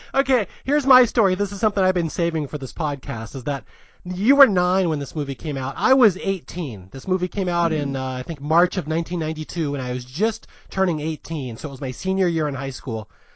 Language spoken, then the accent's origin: English; Seattle, Washington, United States; moved away as an adult; also born or lived in San Jose Bay Area; now in Los Angeles, United States; I was raised in Seattle